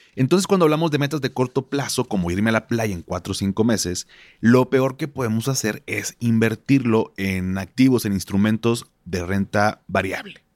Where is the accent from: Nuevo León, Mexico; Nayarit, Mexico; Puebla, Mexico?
Nuevo León, Mexico; Monterrey; como buen regio